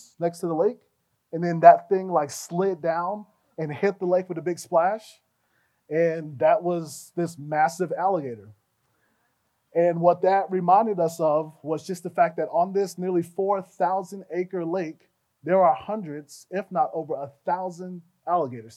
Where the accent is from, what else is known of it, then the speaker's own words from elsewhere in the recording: Fort Lauderdale, Florida, United States; also born or lived in Gainesville, Florida; I grew up in Fort Lauderdale. That's where most of my developmental years were spent.